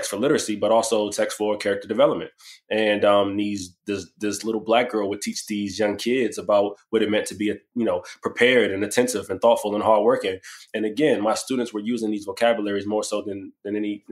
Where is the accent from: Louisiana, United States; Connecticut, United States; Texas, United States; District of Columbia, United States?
District of Columbia, United States; Washington; I'm from Washington, D.C., born and raised